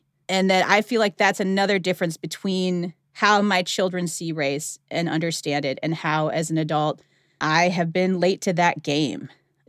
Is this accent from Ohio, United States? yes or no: yes; outside of Cleveland, Ohio, United States; moved away as an adult; also born or lived in the South (college); I grew up outside of Cleveland, Ohio